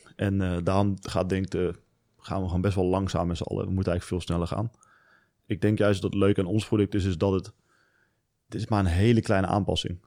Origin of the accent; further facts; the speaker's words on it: Venlo, Limburg, Netherlands; ik kom uit Venlo. Daar ben ik opgegroeid